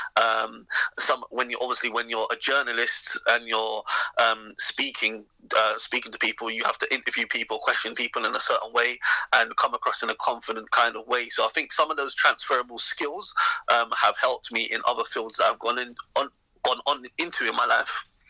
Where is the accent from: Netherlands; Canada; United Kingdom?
United Kingdom; England